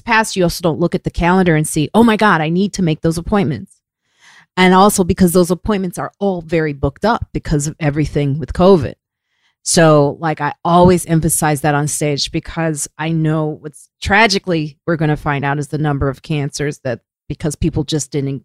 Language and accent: English; Chicago, Illinois, United States; I grew up all over Chicago. I grew up in the suburbs. I grew up on the south side